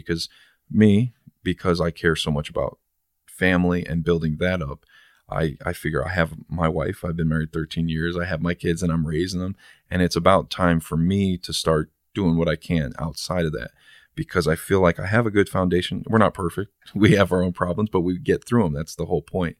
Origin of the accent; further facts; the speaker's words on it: San Bernardino, California, United States; now in Toledo, United States; I was born in San Bernardino and I ended up here